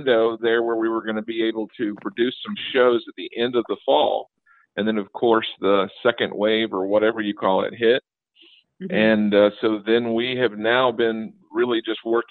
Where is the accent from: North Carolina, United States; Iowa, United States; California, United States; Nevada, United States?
North Carolina, United States; accent: Southern twang; the horrible Southern twang in my voice, I am from North Carolina